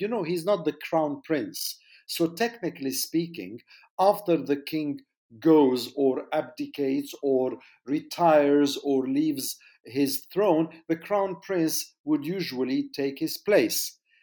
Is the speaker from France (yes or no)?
yes; France; moved away; also born or lived in Jordan; I was born there many decades ago